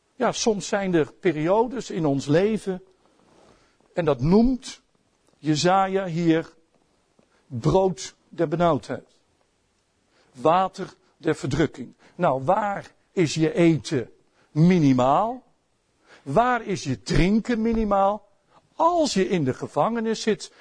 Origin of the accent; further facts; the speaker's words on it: Netherlands; als Nederlanders